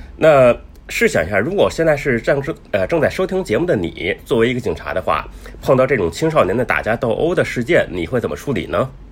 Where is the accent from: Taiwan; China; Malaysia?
China; 我们中国人